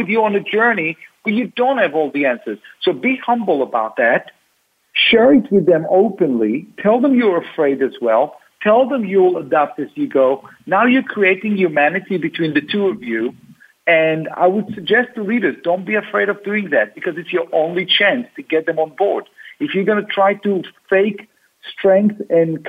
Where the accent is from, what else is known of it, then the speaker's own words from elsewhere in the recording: Tel Aviv, Tel Aviv District, Israel; now in United States; I grew up in Tel Aviv.